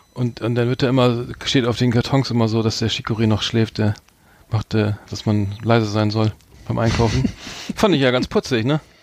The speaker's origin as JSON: {"language": "German", "region": "Bremen", "country": "Germany", "tie": "born or raised there", "said": "hier als Norddeutscher, äh, wir beide sind ja gebürtige Bremer"}